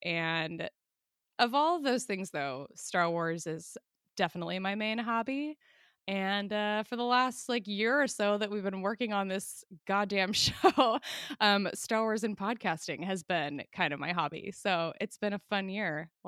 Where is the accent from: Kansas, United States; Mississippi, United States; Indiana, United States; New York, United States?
Kansas, United States; Lenexa; now in Chicago, United States; I grew up in Northeast Kansas in a suburb called Lenexa. I live in Chicago now.